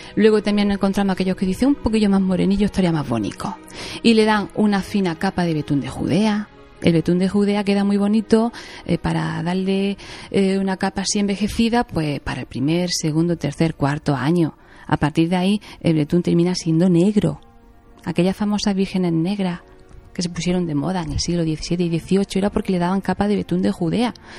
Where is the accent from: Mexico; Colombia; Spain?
Spain; Jaén, Andalusia; yo soy de Jaén